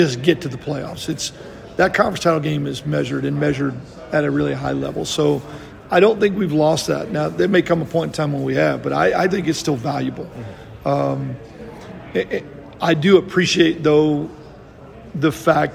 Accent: Texas, United States; moved away; I grew up in Texas

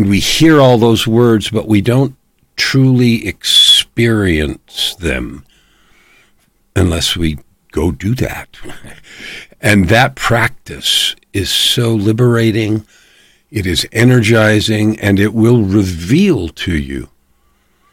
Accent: California, United States; I was born in California, so that's part of my language

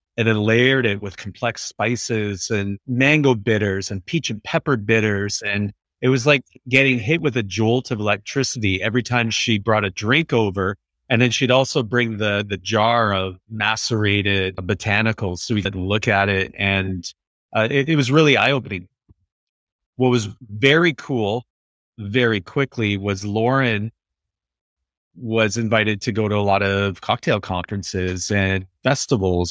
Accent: Vancouver, British Columbia, Canada; we're from Vancouver

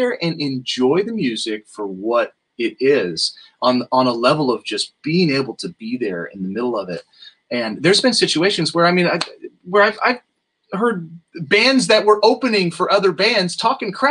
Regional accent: outside of Los Angeles, California, United States; also born or lived in Fallbrook; I grew up outside of Los Angeles

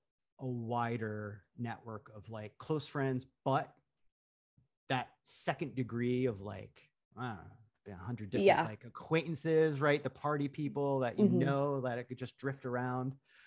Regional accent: Lake George, New York, United States; now in New York City, United States; Yeah, I'm from Lake George.

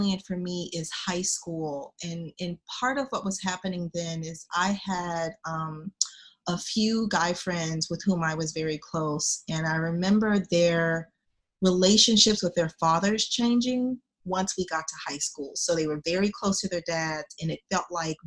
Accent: Oklahoma City, Oklahoma, United States; I am from Oklahoma, Oklahoma City, Oklahoma

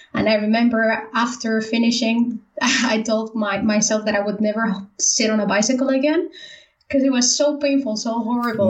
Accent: Valencia, Valencian Community, Spain; moved away as an adult; also born or lived in Netherlands; I'm from Spain, so yeah, from, Spain. from, the East Coast, Valencia.

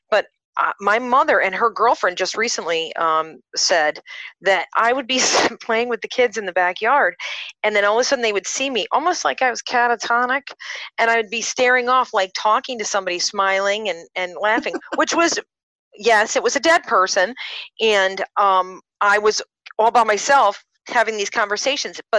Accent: Rotterdam, South Holland, Netherlands; I'm the youngest of three, and I'm born and raised in Rotterdam, and come from a very conservative, regular family.

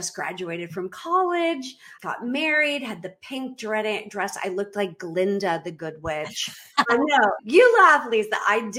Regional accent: Boston, Massachusetts, United States; moved away as an adult; now in Belize; I was born and raised in Boston. I do not have an accent. I can fake it if you want me to.

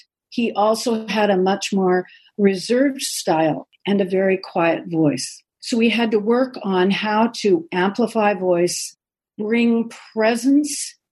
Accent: United States; I'm an American woman

